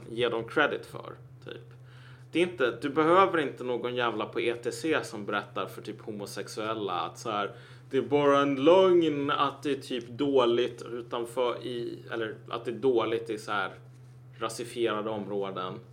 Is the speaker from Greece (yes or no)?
no; Cameroon; bara, jag kommer från Kamerun. Det är fan inte samma grej